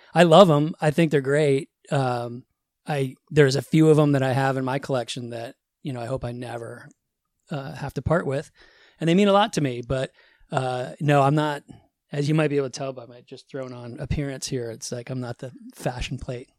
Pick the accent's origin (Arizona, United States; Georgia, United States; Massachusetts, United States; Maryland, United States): Massachusetts, United States; suburbs of Boston; I grew up in the Northeast, suburbs of Boston